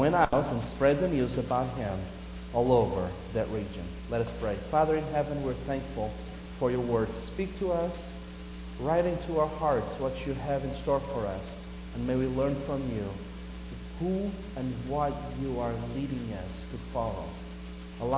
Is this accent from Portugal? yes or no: yes; Portugal; moved away; I grew up in Portugal